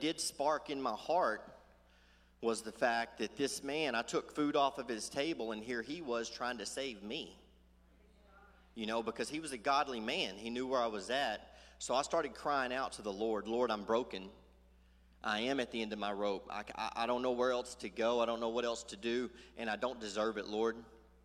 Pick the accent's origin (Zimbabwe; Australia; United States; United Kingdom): United States; Sulphur Springs, Texas; I'm from Sulphur Springs